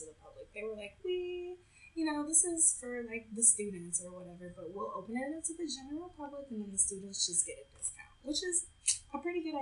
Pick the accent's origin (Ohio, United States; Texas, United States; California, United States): Texas, United States; moved away; I'm from Texas